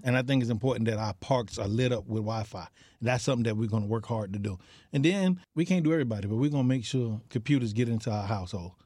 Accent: Miami Gardens, Florida, United States; I'm born and raised in Carroll City, not Miami Gardens, Carroll City

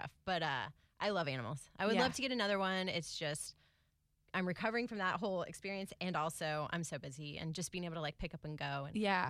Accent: Tallahassee, Florida, United States; moved away as an adult; also born or lived in Athens, Georgia / New York / Hawaii; I grew up in Tallahassee.

